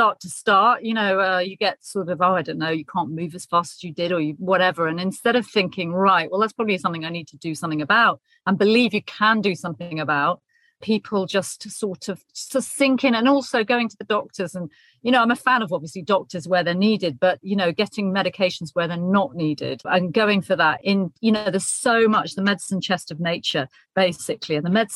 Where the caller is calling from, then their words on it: Chichester, South East England, United Kingdom; Well, today I'm speaking from sunny Chichester, which is on the south coast, kind of above the Isle of Wight, near Portsmouth and between Portsmouth and Brighton.